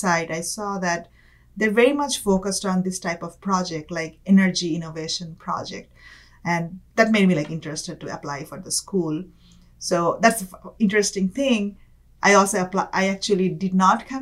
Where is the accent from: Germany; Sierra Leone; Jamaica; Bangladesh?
Bangladesh; Dhaka, Dhaka Division; moved away as an adult; also born or lived in California; now in Bay Area, United States; I'm born and raised in Dhaka, Bangladesh, which is the capital of Bangladesh